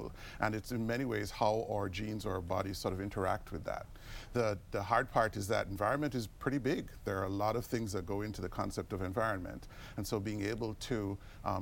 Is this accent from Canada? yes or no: no; Jamaica; moved away as an adult; also born or lived in United Kingdom / Minnesota, United States / Houston, United States; now in United States; I grew up in Jamaica. That's where I did medical school